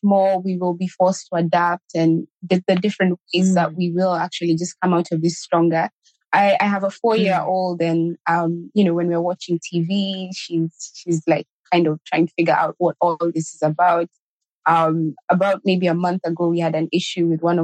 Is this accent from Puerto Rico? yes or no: no; Kenya; I grew up in Kenya. I lived in Kenya, got married in Kenya